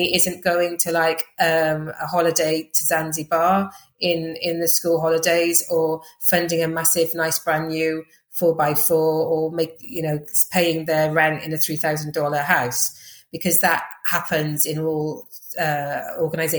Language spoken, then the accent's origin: English; Welsh, Wales, United Kingdom; also born or lived in Uganda; I'm Welsh and I'm a woman